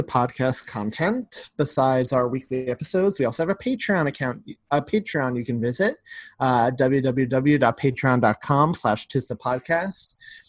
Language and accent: English; New York, United States; But I'm from New York.